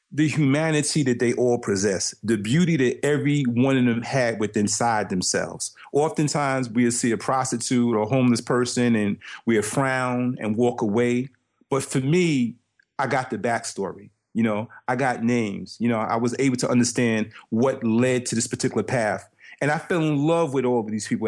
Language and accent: English; New York City, New York, United States; growing up in Brooklyn